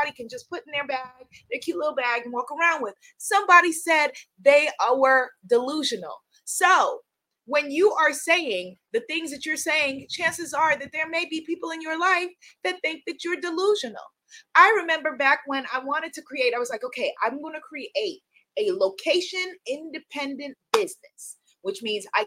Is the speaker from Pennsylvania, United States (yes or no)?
no; New York, United States; I live in New York. I'm a New Yorker